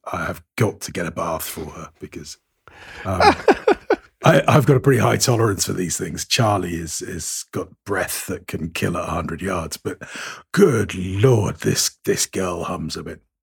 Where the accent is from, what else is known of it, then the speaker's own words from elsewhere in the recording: United Kingdom; now in Cyprus; I'm firmly British